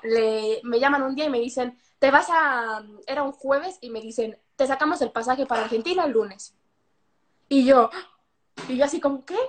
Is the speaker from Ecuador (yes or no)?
no; Mexico; moved away; soy de México